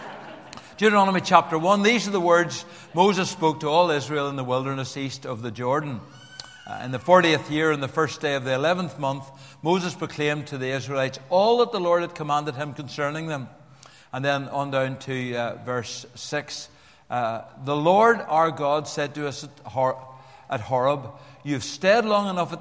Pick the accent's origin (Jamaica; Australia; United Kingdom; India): United Kingdom; Belfast, Northern Ireland; accent: Belfast; my harsh, some would unkindly say, Belfast accent